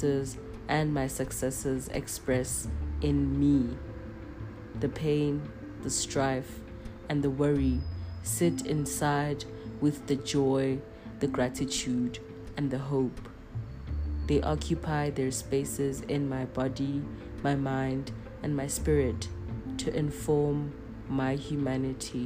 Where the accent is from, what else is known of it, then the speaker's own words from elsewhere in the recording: South Africa; As South African Black people